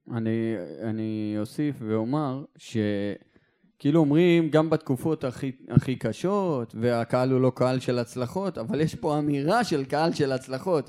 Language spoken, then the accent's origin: Hebrew; Eilat, Southern District, Israel; אני מאילת